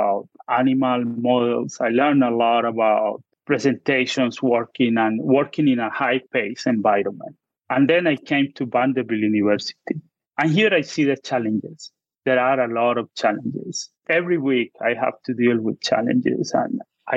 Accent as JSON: {"language": "English", "town": "Medellin", "region": "Antioquia", "country": "Colombia", "also_born_or_lived": "Wisconsin, United States", "second_language": "English", "moved": "as an adult", "lives_now": "Nashville, United States", "said": "I'm originally from Medellin"}